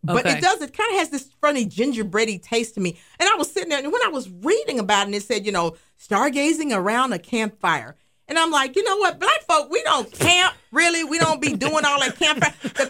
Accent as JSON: {"language": "English", "region": "Alabama", "country": "United States", "said": "We're in Alabama. Totally. I'm from Phyllis. Alabama, y'all."}